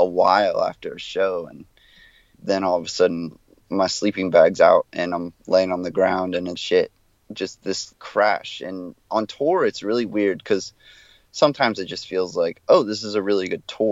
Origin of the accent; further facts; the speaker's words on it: South Florida, United States; moved away as an adult; also born or lived in Gainesville; I come from South Florida, which is very hardcore centric.